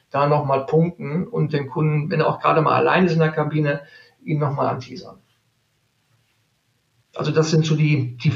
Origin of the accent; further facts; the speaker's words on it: Neuss, North Rhine-Westphalia, Germany; born there; now in Cologne, Germany; ich komme aus gebürtig aus Neuss. Mhm. Aber ich sage ganz ehrlich, bis nach Köln sind es 30, 35 Kilometer. Ähm, und ähm, somit natürlich seit 17 Jahren jetzt hier in Köln ansässig.